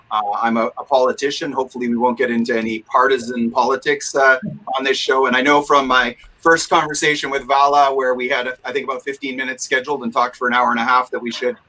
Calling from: Edmonton, Alberta, Canada; Calling from Edmonton, Alberta, Canada, from my basement

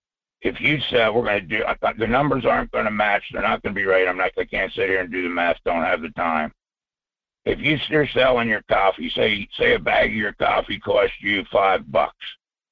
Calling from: Fairbanks, Alaska, United States; Michael, it's … up here in Fairbanks.

